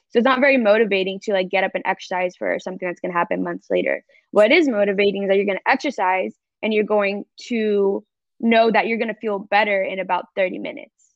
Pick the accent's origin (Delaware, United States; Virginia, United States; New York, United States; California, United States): California, United States; Fountain Valley; moved away as an adult; now in Dallas, United States; I am in Southern California, specifically Fountain Valley, Huntington Beach, California. Uh, if anyone doesn't know, it's about 30 minutes from LA. yes, but um, that is my hometown.